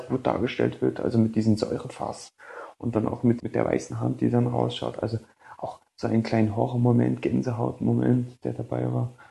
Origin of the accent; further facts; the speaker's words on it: Berlin, Germany; now in Vienna, Austria; Ich komme gebürtig aus Berlin, wohne aber jetzt in Wien